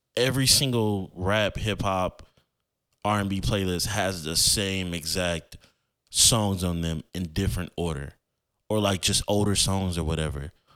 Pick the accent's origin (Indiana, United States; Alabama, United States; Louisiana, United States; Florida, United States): Florida, United States; I grew up in Florida